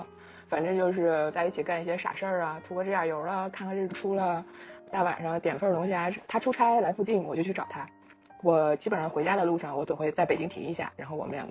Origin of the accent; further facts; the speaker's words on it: Hulunbuir, Inner Mongolia, China; accent: Northeastern (Dongbei); moved away; 我家是呼伦贝尔的